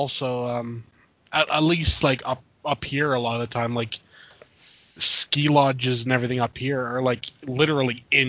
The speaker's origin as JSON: {"language": "English", "country": "Canada", "said": "Maybe it's because we're Canadian."}